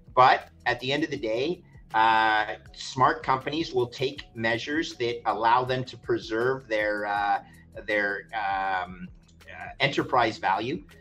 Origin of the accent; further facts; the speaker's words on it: Montreal, Quebec, Canada; now in Toronto, Canada; I grew up in Montreal.